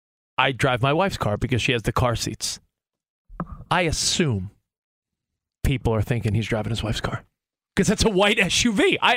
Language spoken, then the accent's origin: English; New York, United States; moved away as an adult; now in Los Angeles, United States; My wife and I, she's from Texas, I'm from New York. When we moved